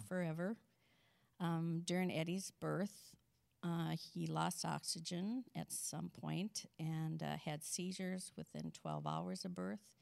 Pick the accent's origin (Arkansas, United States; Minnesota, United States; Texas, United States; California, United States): Minnesota, United States; St. Cloud; also born or lived in Sauk Centre, Minnesota / Holdingford, Minnesota; our family moved to Saint Cloud when I was in third grade, and then I lived the rest of my youth in Saint Cloud